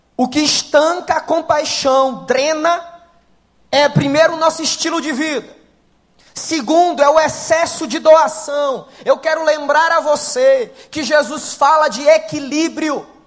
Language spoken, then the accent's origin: Portuguese; Ceará, Brazil; Sou do Ceará com muita alegria